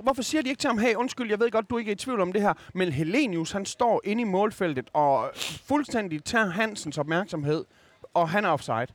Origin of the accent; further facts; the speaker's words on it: Skanderborg, Central Denmark Region, Denmark; vokset op i Skanderborg